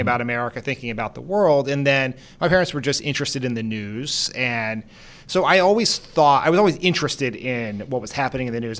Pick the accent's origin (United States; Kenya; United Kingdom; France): United States; Delaware; also born or lived in Brazil / Japan; I grew up in Delaware